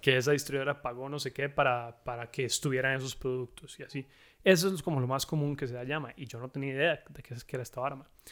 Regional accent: Costa Rica; moved away as an adult; now in United States; yo soy, soy tico, Nací y crecí aquí en Costa Rica.

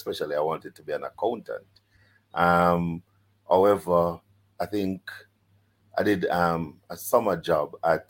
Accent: Jamaica; even as a Jamaican

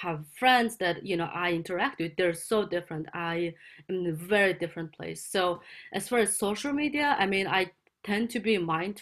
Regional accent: Mongolia; now in California, United States; So I'm based in California. I'm originally from Mongolia.

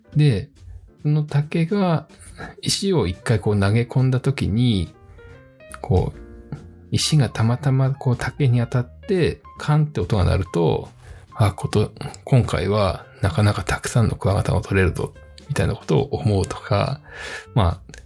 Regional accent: Fujieda, Shizuoka, Japan; 自分は静岡県の藤枝市というところを、えー、生まれ育ったんですけれども

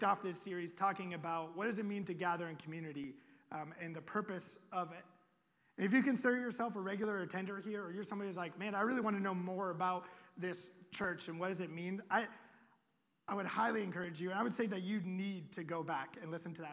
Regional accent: Iowa, United States; moved away; I'm from Iowa. We just have pigs and corn

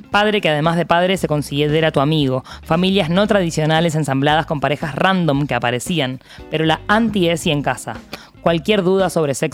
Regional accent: La Plata, Buenos Aires Province, Argentina; Soy platense, exiliado en Cava, profesor de letras, egresado de la Universidad de La Plata como la jefa

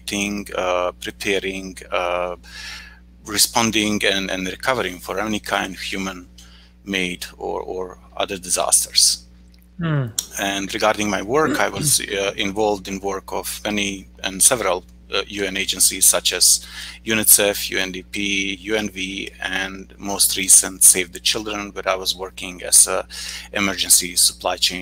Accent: Bosnia & Herzegovina; I'm coming from Bosnia and Herzegovina

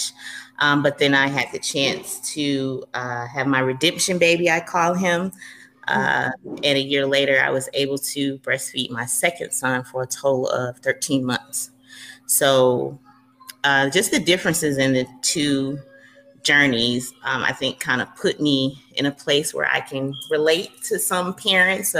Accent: Atlanta, Georgia, United States; I am originally from Atlanta, Georgia, born and raised, probably will never leave

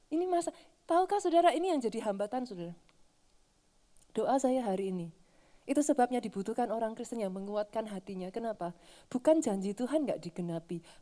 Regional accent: Java, Indonesia; Sorry ya saudara, saya orang Jawa saudara.

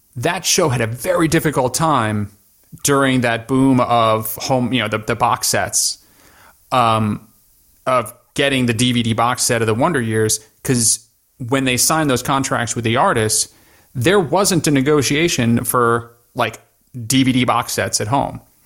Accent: New York, United States; moved away as an adult; also born or lived in Middle East; born and raised in New York

